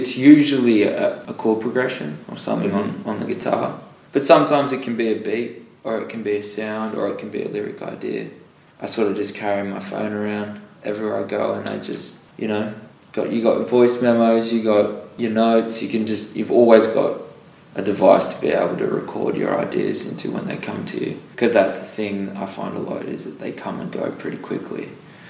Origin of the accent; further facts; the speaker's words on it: Kiama, New South Wales, Australia; I'm from Kiama. I went to Kiama Primary School.